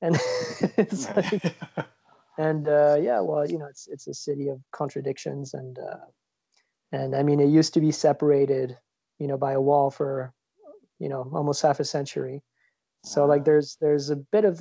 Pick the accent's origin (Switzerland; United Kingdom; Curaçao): Switzerland; moved away as an adult; also born or lived in Geneva area; now in New York, United States; I grew up in Switzerland. I grew up in a small village.